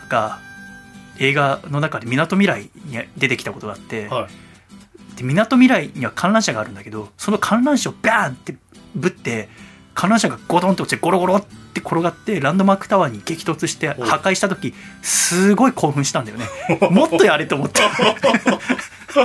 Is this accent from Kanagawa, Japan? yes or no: yes; Yokohama, Kanagawa, Japan; 私が横浜出身だから